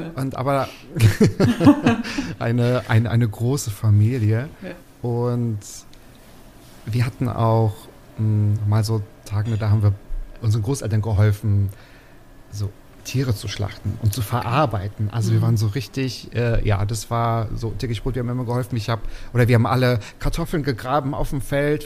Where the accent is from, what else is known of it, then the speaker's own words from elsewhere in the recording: Waren, Mecklenburg-Vorpommern, Germany; moved away as an adult; now in Berlin, Germany; Ich komme aus dem Müritz Nationalpark. Dort bin ich geboren, dort bin ich aufgewachsen in Waren an der Müritz, also ein Mecklenburger